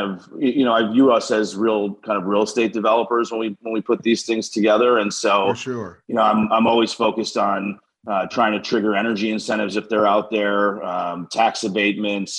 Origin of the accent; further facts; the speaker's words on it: Buffalo, New York, United States; also born or lived in Ohio; I was born in Ohio. My parents came here from India in the 70s. My dad's an engineer. Okay. And then I mostly grew up in Western New York outside of Buffalo.